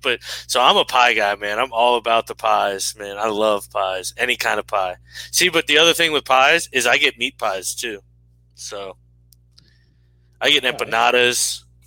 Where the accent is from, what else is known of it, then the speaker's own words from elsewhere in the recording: United States; I'm an American in a jersey